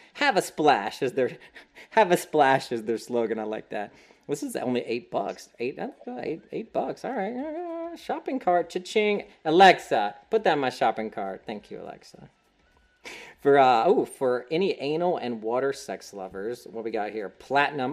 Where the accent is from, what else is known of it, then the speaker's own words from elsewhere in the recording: Hickory, North Carolina, United States; in my hometown, Hickory, North Carolina